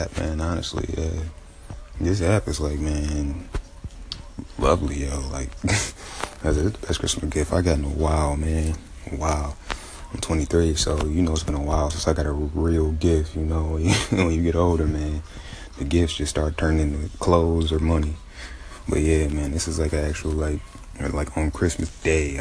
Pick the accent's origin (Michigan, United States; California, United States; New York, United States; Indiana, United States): Michigan, United States; Taylor; also born or lived in Detroit, Michigan; I'm from Michigan, Downriver, Michigan, from Taylor, Woodhaven area, the older spots I grew up